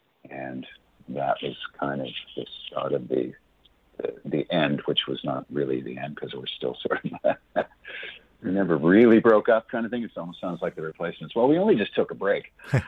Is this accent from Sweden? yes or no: no; Halifax, Nova Scotia, Canada; born or raised there